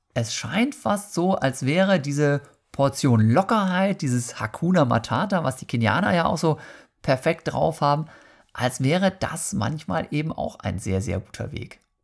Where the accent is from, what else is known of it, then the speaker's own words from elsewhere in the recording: Germany; Bei uns in Deutschland